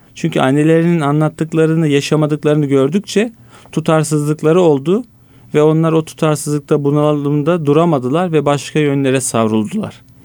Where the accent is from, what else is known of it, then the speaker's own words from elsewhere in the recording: Istanbul, Turkey; bin dokuz yüz seksen dört İstanbul doğumluyum